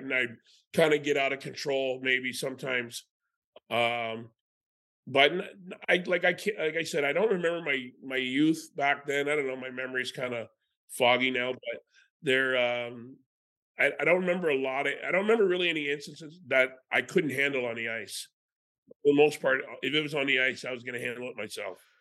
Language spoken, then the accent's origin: English; Canada; As a Canadian kid